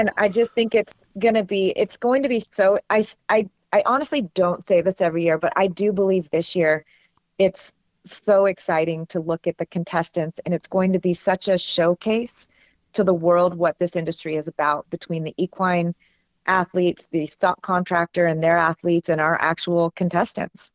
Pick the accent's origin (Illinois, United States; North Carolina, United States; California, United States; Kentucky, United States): California, United States; California near San Francisco, United States; I grew up in California near San Francisco